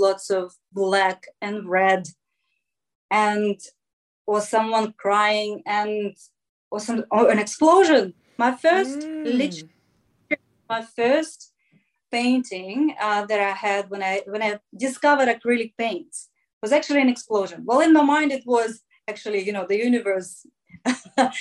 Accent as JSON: {"language": "English", "country": "Russia", "tie": "born or raised there", "moved": "yes", "said": "growing up in Russia"}